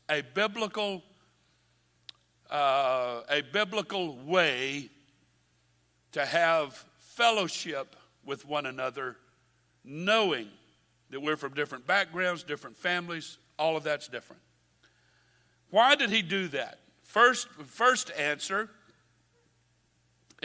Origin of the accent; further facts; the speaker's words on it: Baton Rouge, Louisiana, United States; I was born and raised in Baton Rouge